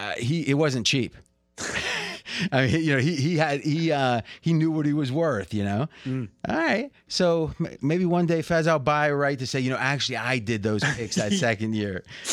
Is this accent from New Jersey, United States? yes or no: no; Ohio, United States; I swear, I grew up in Ohio.